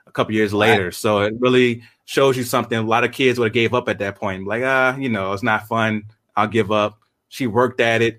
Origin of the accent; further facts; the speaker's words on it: Monroe, Louisiana, United States; I grew up in Monroe, Louisiana